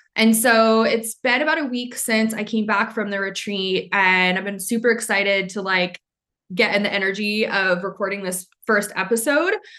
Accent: Maine, United States; moved away; I'm from Maine, so a lot of people wouldn't get the jokes.

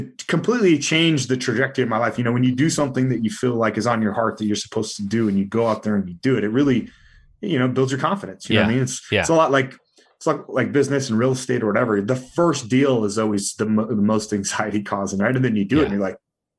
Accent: California, United States; I was raised in California, right? So, you know, punk rock music and skateboarding.

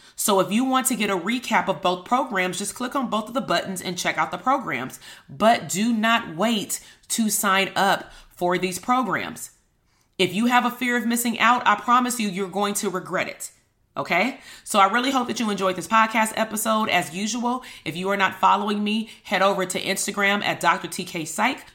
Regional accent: Compton, California, United States; I'm from Compton

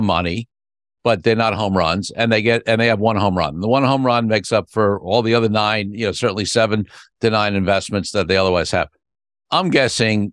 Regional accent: New York City, New York, United States; I'm a Brooklyn boy myself

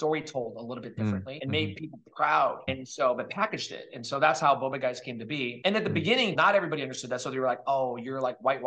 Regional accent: Daly City, South San Francisco, California, United States; also born or lived in Woodbridge, New Jersey / Fisherman's Wharf, San Francisco; I grew up in Daly City, South San Francisco

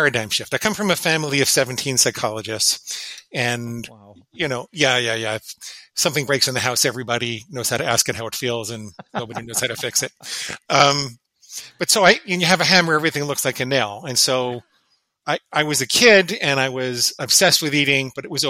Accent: New York City, New York, United States; I grew up in and around New York City

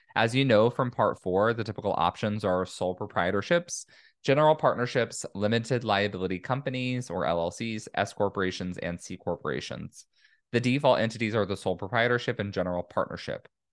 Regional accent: California, United States; my home state, California

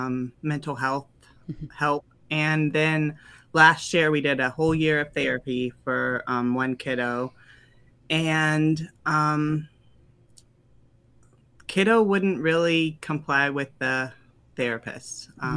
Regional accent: the South, United States; now in Ohio, United States; I'd say we're from the South, but we've lived all over, and we're currently living in Ohio.

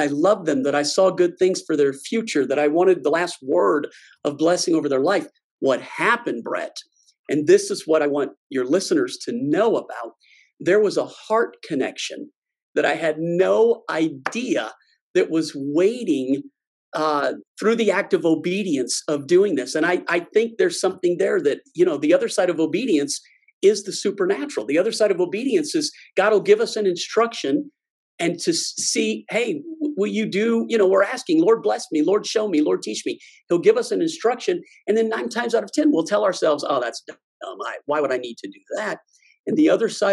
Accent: Cajun, Louisiana, United States; I'm Cajun, so we call that the lagniappe

